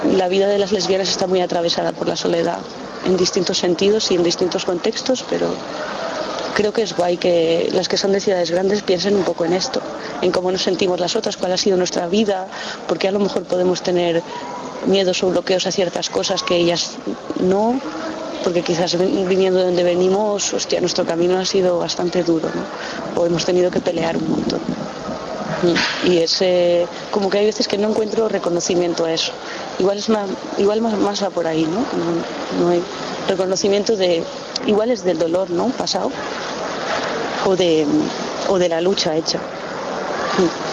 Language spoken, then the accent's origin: Spanish; León, Castile and León, Spain; moved away as an adult; also born or lived in Hamburg; me he ido de, lo que yo consideraba mi tierra, porque mi tierra no tenía espacio para mí